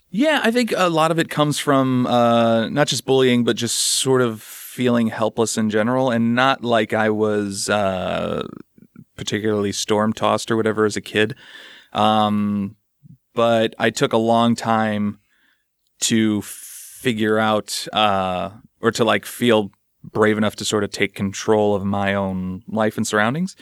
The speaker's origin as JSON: {"language": "English", "town": "St. Louis", "region": "Missouri", "country": "United States", "said": "I'm from the Midwest as well, Saint Louis area"}